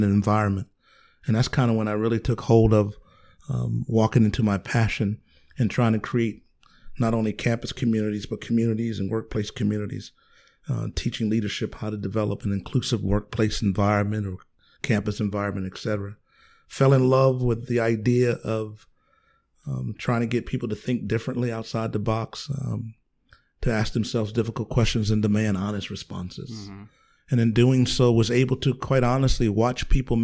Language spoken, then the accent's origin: English; Philadelphia, Pennsylvania, United States; also born or lived in Union, South Carolina; Grew up in inner city Philadelphia